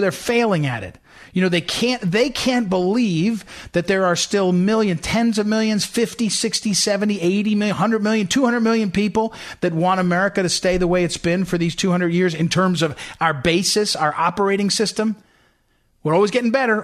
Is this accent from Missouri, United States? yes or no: yes; St. Louis, Missouri, United States; moved away as an adult; now in Washington, D.C. area, United States; I consider St. Louis my hometown.